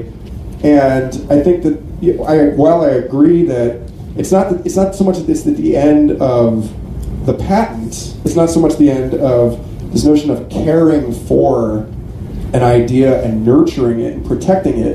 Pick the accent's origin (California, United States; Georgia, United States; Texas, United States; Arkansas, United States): Texas, United States; Austin; I'm from Austin, Texas.